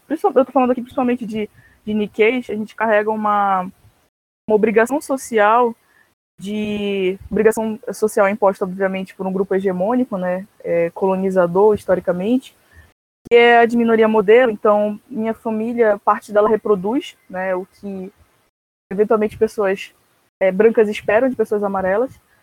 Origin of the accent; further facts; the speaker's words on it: Belém, Pará, Brazil; sou de Belém do Pará, norte do país